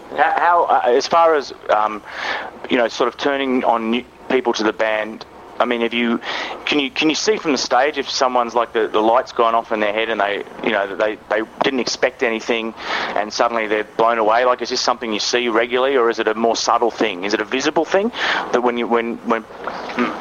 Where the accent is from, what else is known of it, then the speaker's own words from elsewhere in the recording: Australia; I'm from Australia